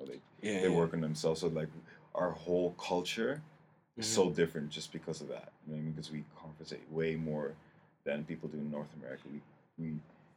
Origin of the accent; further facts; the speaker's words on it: Netherlands; moved away as an adult; also born or lived in Canada; now in Toronto, Canada; I'm from the Netherlands. I was born and raised there and moved to Canada about like 4 years ago